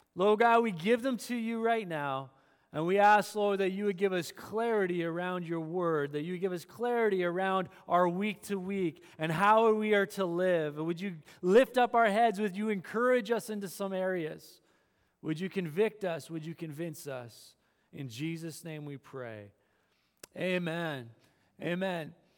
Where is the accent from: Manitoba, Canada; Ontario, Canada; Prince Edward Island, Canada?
Manitoba, Canada; I grew up in Manitoba, flat farmland, a little bit of Canadian Shield.